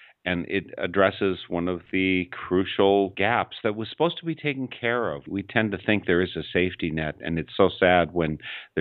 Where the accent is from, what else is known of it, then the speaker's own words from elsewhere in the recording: Wisconsin, United States; I grew up in Wisconsin